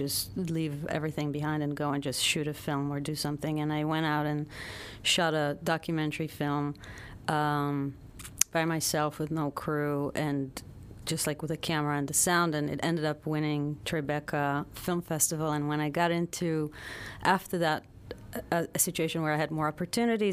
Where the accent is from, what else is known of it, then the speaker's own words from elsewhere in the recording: Tel Aviv, Tel Aviv District, Israel; moved away as an adult; now in United States; I was born in Tel Aviv and grew up in Israel, moved here